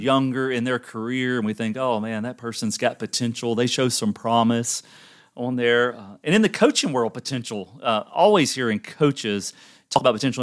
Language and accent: English; the South, United States; I'm from the South and grew up in a family.